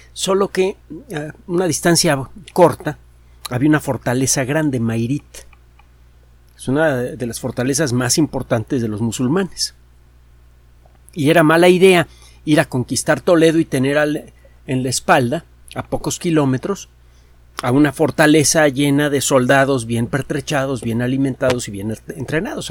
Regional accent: Mexico; a uno como mexicano

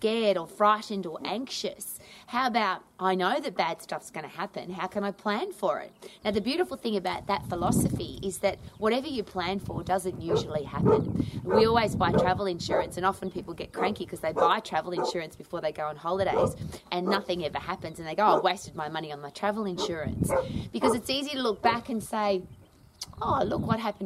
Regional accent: Australia; I was brought up in Australia

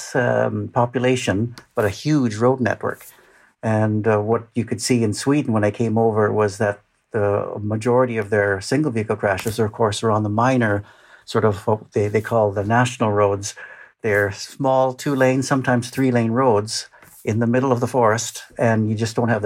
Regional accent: Western Canada, Canada; moved away; I'm a Canadian by birth, grew up in Western Canada

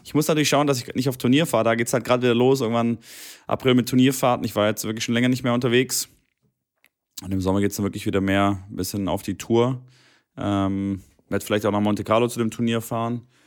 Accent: near Stuttgart, Baden-Württemberg, Germany; Stuttgart ist ja einer meiner quasi nahe meiner Heimatstadt

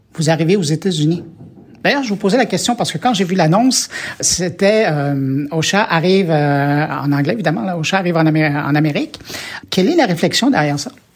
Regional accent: Quebec, Canada; chez nous au Québec

